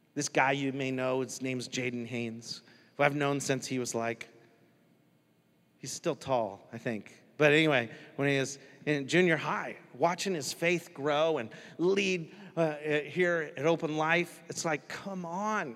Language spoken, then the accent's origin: English; United States; I'm American.